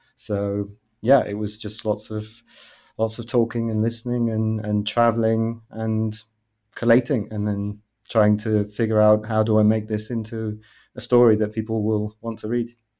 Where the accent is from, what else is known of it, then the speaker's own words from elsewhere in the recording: United Kingdom; moved away as an adult; now in Amsterdam, Netherlands; I'm originally British, but I'm based in Amsterdam, in the Netherlands.